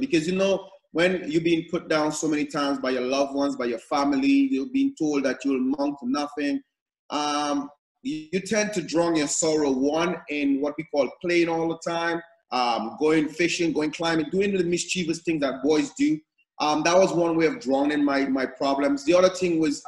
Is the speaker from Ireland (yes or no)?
no; Dominica; moved away as an adult; also born or lived in China / Canada; I am from Dominica, a little village of Margaret. I was born in Margaret. I grew up in Margaret, Portsmouth, Roseau there partly.